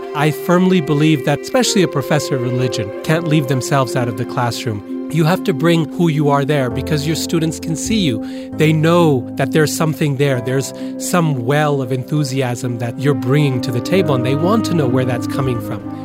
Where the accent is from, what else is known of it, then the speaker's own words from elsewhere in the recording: Boise, Idaho, United States; I'm from Boise, which is 100% absolutely true. It's the earliest memories I have, and it's still home